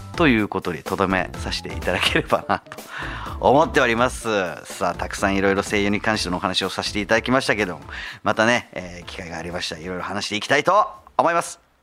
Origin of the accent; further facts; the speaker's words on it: Zama, Kanagawa, Japan; 神奈川県座間市で生まれ育った